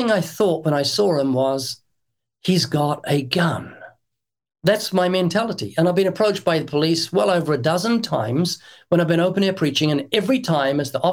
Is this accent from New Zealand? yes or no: yes; New Zealand; moved away as an adult; now in United States; I'm from New Zealand, and when I was brought up in New Zealand